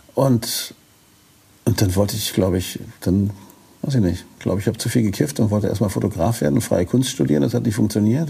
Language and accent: German; Northern Germany, Germany; als Norddeutscher